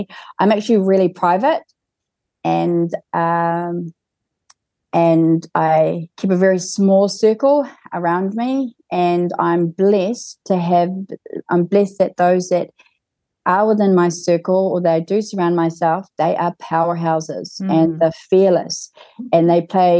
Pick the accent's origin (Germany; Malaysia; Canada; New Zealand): New Zealand; Kaitaia, Northland; I was born in Kaitaia